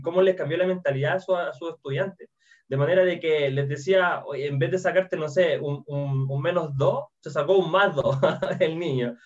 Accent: Chile; accent: Chilean; como soy chileno y hablamos un poco extraño

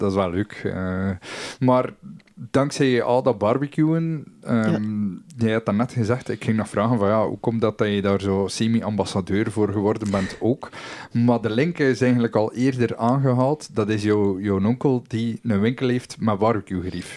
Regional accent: Belgium; wij als Belgen

